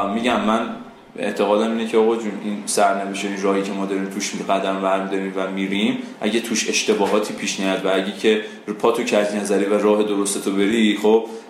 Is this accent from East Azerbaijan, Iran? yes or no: no; Isfahan, Iran; من خودم اصفهانی ام حالا ذاتا اصفهانی نیستم ولی خب تو اصفهان بزرگ شدم